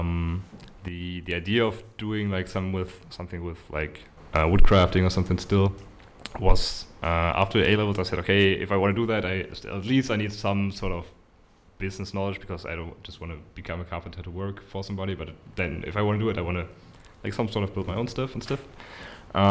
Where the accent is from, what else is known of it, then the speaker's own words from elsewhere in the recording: Cologne, North Rhine-Westphalia, Germany; also born or lived in near the Dutch border; I was actually born in Cologne. Living there right now as well. My family's was living close to the Dutch border, actually.